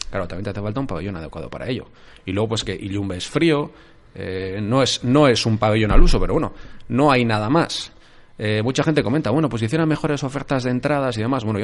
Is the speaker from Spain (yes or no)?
yes; Eibar, Basque Country, Spain; Yo vengo de Ibar. El Ibar tenía día grande el sábado pasado.